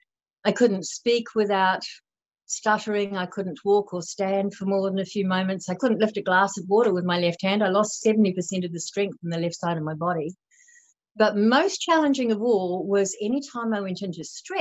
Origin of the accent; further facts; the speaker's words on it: Wellington, New Zealand; moved away as an adult; also born or lived in Sydney, Australia; I'm from New Zealand. I was raised in the valley where Rivendell was filmed in Lord of the Rings